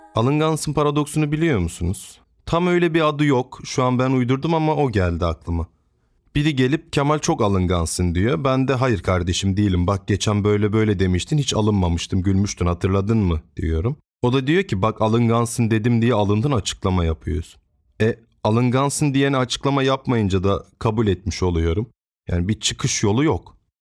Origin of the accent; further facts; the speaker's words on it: Trabzon, Turkey; 7-8 yaşlarındayım. Yaza doğru tüm gurbetçilerin de gelmesiyle memleketlerine, Trabzon'a gelen halamlar